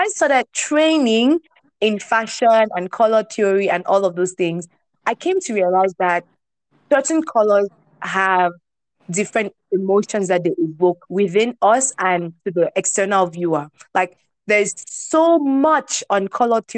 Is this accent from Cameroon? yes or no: yes; Bafut, Northwest Region, Cameroon; also born or lived in Rome; now in Kigali, Rwanda; I'm a Bafu girl